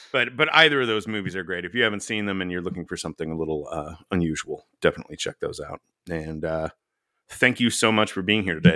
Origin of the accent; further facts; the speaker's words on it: Dallas, Texas, United States; I grew up in Dallas.